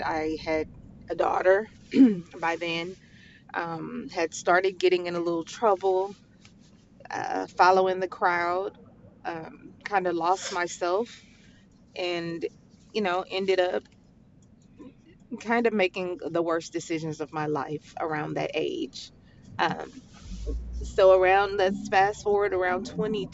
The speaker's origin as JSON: {"language": "English", "town": "Houston", "region": "Texas", "country": "United States", "tie": "born or raised there", "said": "I am from Houston, Texas, from a small part of Houston called Acres Home"}